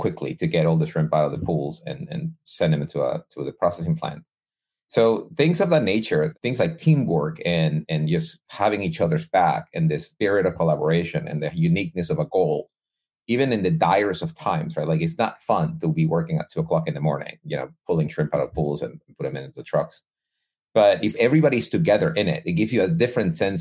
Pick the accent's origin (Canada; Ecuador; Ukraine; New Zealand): Ecuador; Guayaquil, Guayas; moved away; I'm originally from Ecuador. I was born and raised in Ecuador.